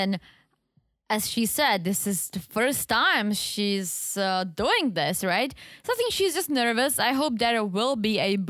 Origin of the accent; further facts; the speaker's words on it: Czechia; accent: Czech; English is a second language; Yeah, because I'm like losing the Czech accent. I'm like sounding like I'm from Wisconsin.